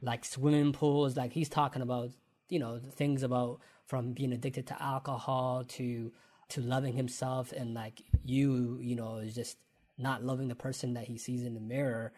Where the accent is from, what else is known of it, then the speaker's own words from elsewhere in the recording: London, Ontario, Canada; growing up in London, Ontario, and doing the come up show